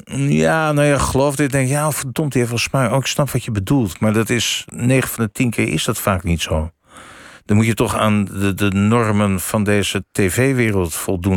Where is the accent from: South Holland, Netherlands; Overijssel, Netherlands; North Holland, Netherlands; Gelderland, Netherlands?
North Holland, Netherlands; Amsterdam; Ik kom uit Amsterdam